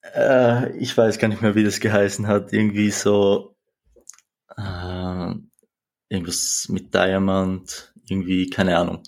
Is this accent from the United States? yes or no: no; Austria; 20 Jahre alt, wie schon gesagt, komme ich aus Österreich.